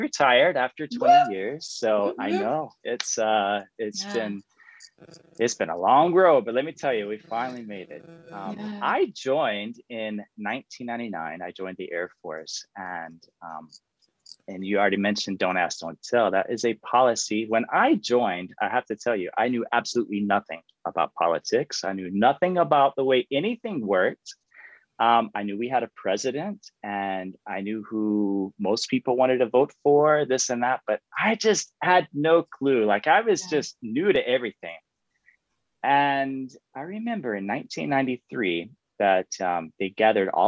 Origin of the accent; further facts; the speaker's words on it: Florida, United States; accent: Southern; moved away as an adult; also born or lived in Nebraska / Colorado; now in Spain; I grew up in Florida. And so sometimes you may hear my real Southern roots come out.